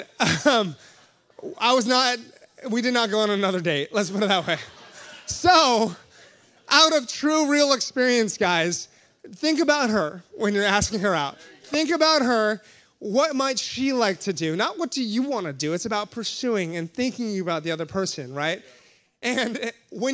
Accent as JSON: {"language": "English", "region": "Hawaii", "country": "United States", "moved": "yes", "said": "I'm from Hawaii."}